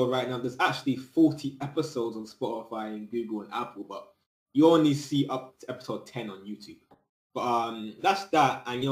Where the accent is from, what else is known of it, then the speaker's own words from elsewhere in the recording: United Kingdom; I'm in the UK, but I'm originally Jamaican, you know what I'm saying? Both my parents are Jamaican, but I was born in the UK